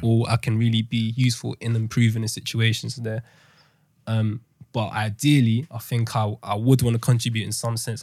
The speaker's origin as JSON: {"language": "English", "region": "London", "country": "United Kingdom", "tie": "born or raised there", "said": "I've been born and raised in London"}